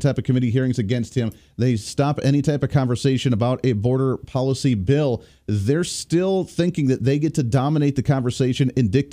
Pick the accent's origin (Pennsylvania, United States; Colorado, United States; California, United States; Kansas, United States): Kansas, United States; the great state of Kansas, my home state